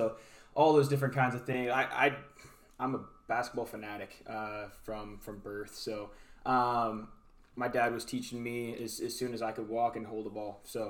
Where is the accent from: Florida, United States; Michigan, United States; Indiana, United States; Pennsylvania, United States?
Indiana, United States; Fulton; now in East Coast, United States; I grew up just outside of Grissom. So Fulton, Indiana is only about a 20-minute drive from Grissom.